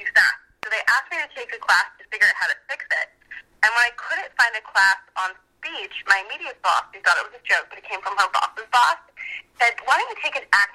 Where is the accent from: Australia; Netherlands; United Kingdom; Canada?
Canada; Owen Sound, Ontario; now in Los Angeles, United States; I grew up in Owen Sound, Ontario